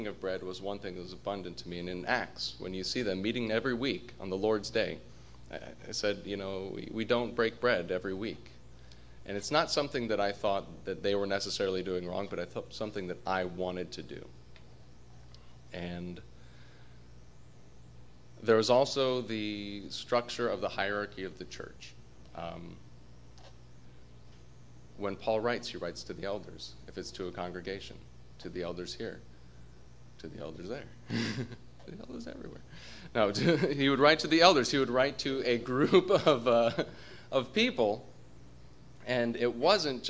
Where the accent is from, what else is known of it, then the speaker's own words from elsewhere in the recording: Colorado, United States; moved away; also born or lived in New Jersey; I'm from Colorado originally